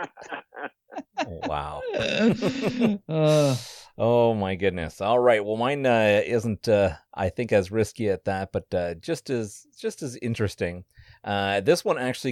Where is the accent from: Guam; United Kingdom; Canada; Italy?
Canada; Ottawa, Ontario; also born or lived in British Columbia; I remember living in Ottawa